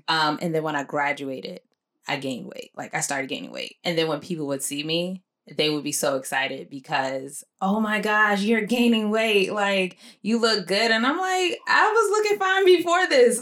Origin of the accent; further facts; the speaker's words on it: Nigeria; I'm Nigerian